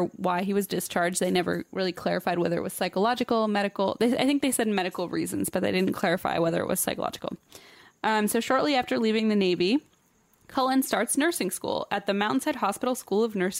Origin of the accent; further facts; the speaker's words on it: Germany; English is a second language; moved away; it's not my first language.